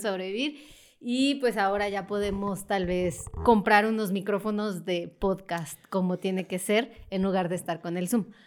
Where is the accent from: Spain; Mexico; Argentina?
Mexico; los mexicanos no podemos entrar a la Unión Europea